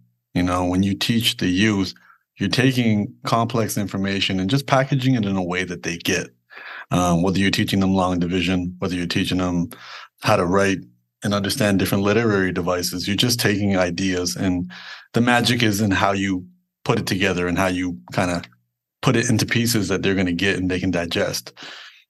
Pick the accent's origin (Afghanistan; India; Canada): Canada; Toronto, Ontario; born and raised in Toronto, Canada